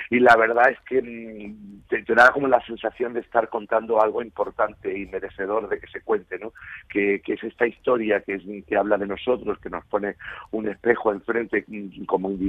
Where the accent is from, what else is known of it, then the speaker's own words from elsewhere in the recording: Malaga, Andalusia, Spain; Málaga es mi tierra